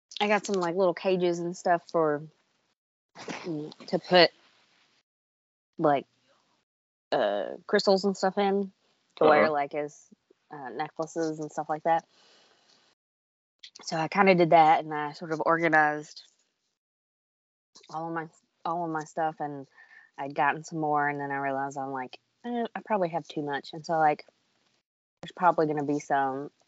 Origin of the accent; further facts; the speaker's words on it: Western Kentucky, United States; I'm from Western Kentucky. I'm just a hick